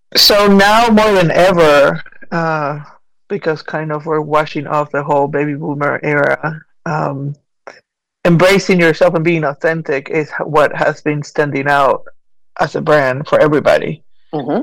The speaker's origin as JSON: {"language": "English", "region": "Buenos Aires", "country": "Argentina", "tie": "born or raised there", "moved": "yes", "lives_now": "Asheville, United States", "said": "I was born and raised in Argentina. I've made my way to the U.S. with my family and long, many, many, many moons ago, and eventually ended up here in Western North Carolina in Asheville."}